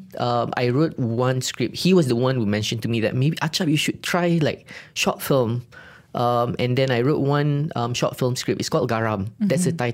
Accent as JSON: {"language": "English", "region": "Kedah", "country": "Malaysia", "tie": "born or raised there", "moved": "yes", "said": "Kedah, my hometown"}